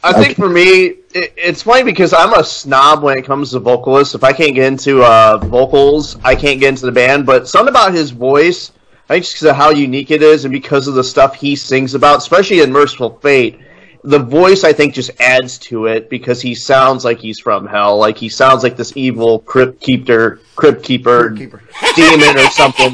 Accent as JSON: {"language": "English", "region": "Illinois", "country": "United States", "tie": "born or raised there", "moved": "yes", "lives_now": "Indiana, United States", "said": "I grew up in in Illinois. Like I pretty much spent most of my life in Illinois"}